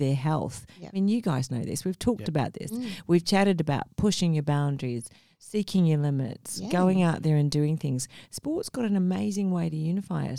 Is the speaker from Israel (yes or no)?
no; Sydney, New South Wales, Australia; also born or lived in Mumbai, India; now in Gold Coast, Australia; I was born in Mumbai, India, and I grew up in Sydney